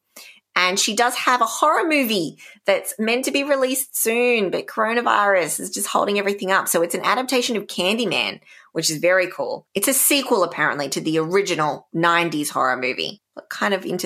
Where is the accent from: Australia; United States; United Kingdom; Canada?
Australia; Canberra, Australian Capital Territory; my hometown, Canberra